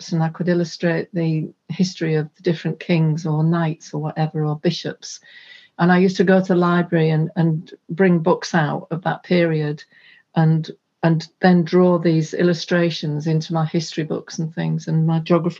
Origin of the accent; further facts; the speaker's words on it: Hull, Yorkshire and the Humber, United Kingdom; there was a large park in my hometown and they had free festivals. And I knew a lot of the local bands, so I used to go along to these festivals with them. And then when they played outside of Hull